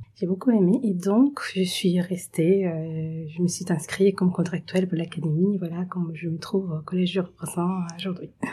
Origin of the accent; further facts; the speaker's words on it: Venezuela; French is a second language; moved away as an adult; now in France; je suis vénézuélienne